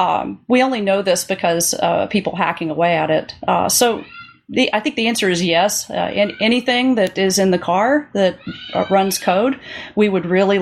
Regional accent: Little Rock, Arkansas, United States; Yeah, I grew up mainly in Little Rock, Arkansas.

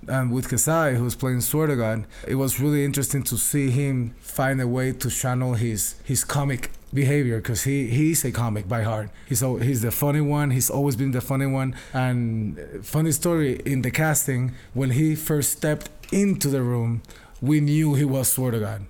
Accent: San Juan, Puerto Rico; I'm from Puerto Rico

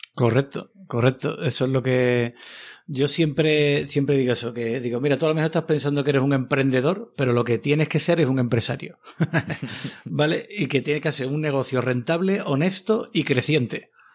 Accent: Seville, Andalusia, Spain; moved away; yo era scout de pequeño allí en Sevilla

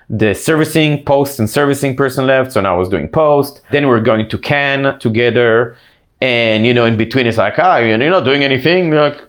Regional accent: Israel; accent: Israeli; moved away as an adult; also born or lived in East Coast, United States; now in Los Angeles, United States; Yeah, well, funny enough, I wasn't born here, as you can probably hear from my accent. I was born in the East Coast, but I grew up in Israel. And then I came back to the US. I came to LA to go to UCLA.

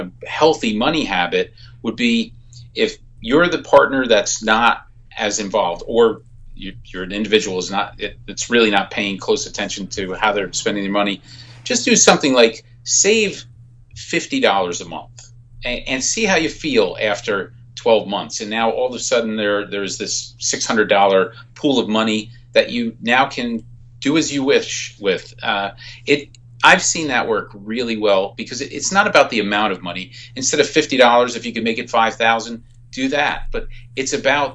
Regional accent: New Jersey, United States; I'm from New Jersey

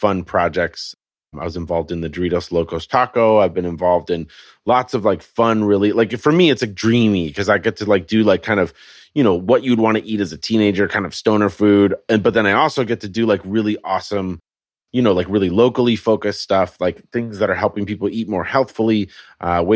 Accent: Colorado, United States; moved away as an adult; also born or lived in California; now in Portland, United States; So I grew up in Colorado where our growing season was about 12 minutes long.

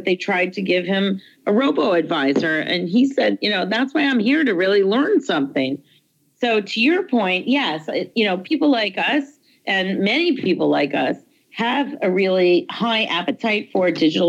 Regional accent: Detroit, Michigan, United States; moved away; I'm from Detroit

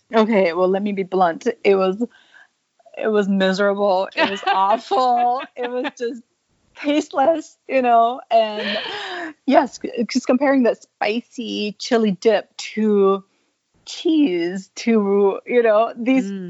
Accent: Thailand; now in Spokane, United States; I'm part Thai. I grew up in Thailand

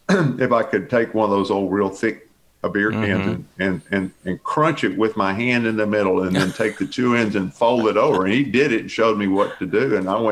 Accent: Bel Air, United States; So I grew up in Westview, Bel Air, mm-hmm. Bel Air for the most part.

